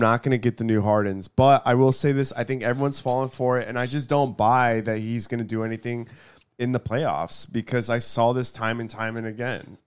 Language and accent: English; Houston, Texas, United States; I'm from Houston